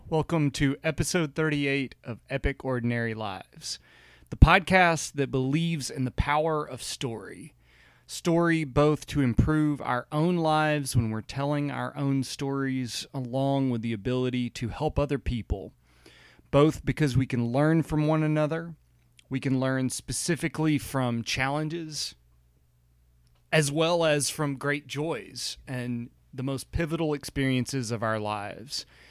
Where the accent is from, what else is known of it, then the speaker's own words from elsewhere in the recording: the South, United States; growing up in the South